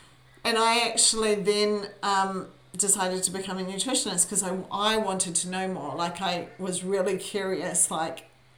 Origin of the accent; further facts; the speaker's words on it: New Zealand; now in Brisbane, Australia; I am a Kiwi. I was born in New Zealand. I have lived more of my life here in sunny Brisbane, which is where I live with my husband